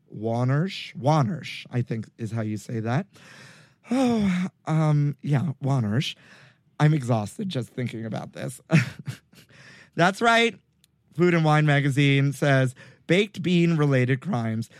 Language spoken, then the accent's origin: English; New York City, New York, United States; where I grew up in Brooklyn